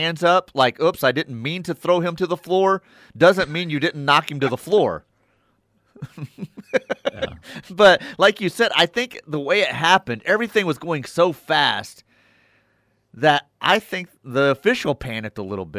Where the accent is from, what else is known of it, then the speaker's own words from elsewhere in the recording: New Jersey, United States; I'm from New Jersey.